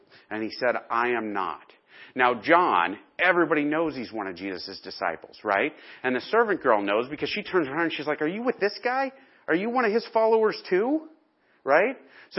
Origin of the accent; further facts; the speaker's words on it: Chicago, Illinois, United States; You know, I came from Chicago where Daley was like, you know, and it's Chicago.